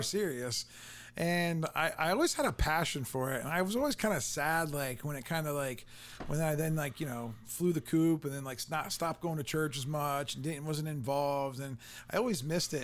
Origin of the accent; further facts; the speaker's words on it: Canton, Ohio, United States; I grew up in Canton, Ohio